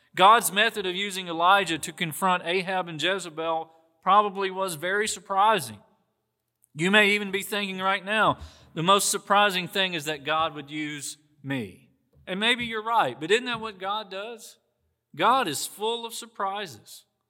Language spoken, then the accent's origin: English; the South, United States; accent: Southern; People say to me, "You sound Southern." It's because that's where I'm from.